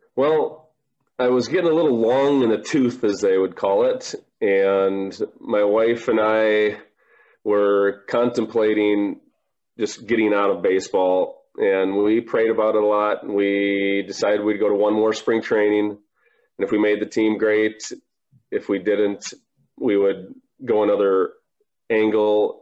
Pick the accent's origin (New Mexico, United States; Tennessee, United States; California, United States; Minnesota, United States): Minnesota, United States; born or raised there